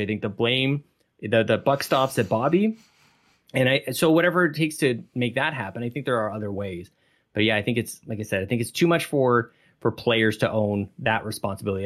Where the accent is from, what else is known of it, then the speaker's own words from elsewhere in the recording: Canada; we're all Canadian